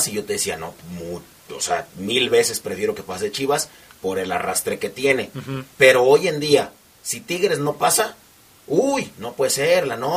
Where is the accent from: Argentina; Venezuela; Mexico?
Argentina; Van a decir todos, ¿y tú qué eres? Soy argentino.